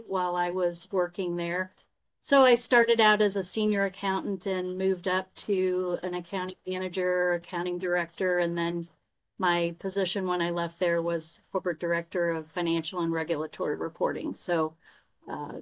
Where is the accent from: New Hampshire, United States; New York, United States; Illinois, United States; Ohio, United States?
Illinois, United States; Belleville; moved away as an adult; I grew up in Belleville, so it was wonderful to come back to Illinois.